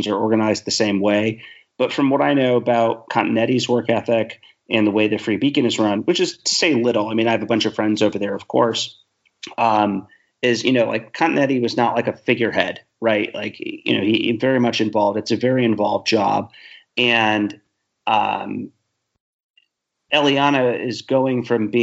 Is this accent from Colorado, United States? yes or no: no; Ohio, United States; I'm from Ohio